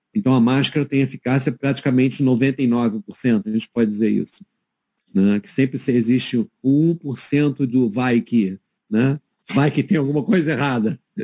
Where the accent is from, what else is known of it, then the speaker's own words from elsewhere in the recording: Rio de Janeiro, Brazil; moved away as an adult; also born or lived in Queenstown, New Zealand; now in Hamilton, New Zealand; eu sou carioca